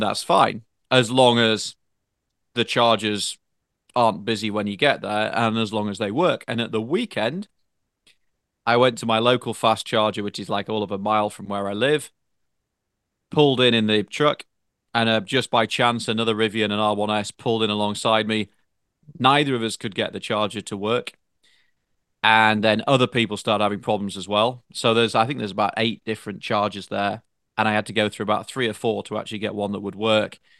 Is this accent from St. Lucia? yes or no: no; United Kingdom; now in United States; a Brit with a French wife